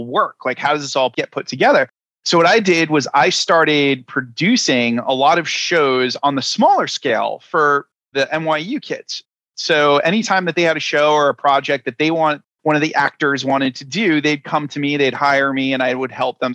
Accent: Rhode Island, United States; moved away as an adult; also born or lived in New York; I'm originally from Rhode Island, and Rhode Island is the smallest state in the union. It is a place where pretty much everybody knows everybody. And the thing about growing up there

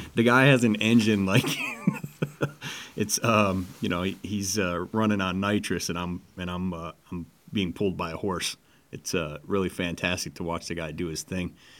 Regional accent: Detroit, Michigan, United States; moved away; also born or lived in Las Vegas; I grew up in Detroit

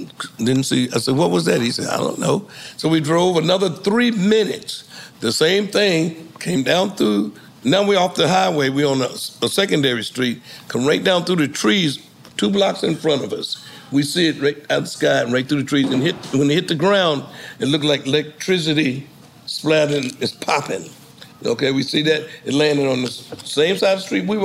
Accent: New Jersey, United States; I'm from New Jersey with concrete everything

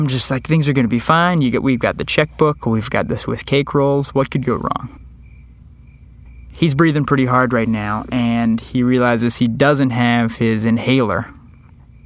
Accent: New Iberia, Louisiana, United States; my hometown of New Iberia, Louisiana

